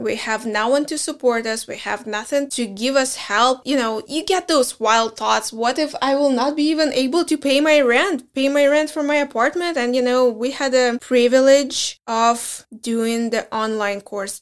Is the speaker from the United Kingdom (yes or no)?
no; Belarus; English is a second language; moved away as an adult; also born or lived in Minsk; now in United States; we are from Belarus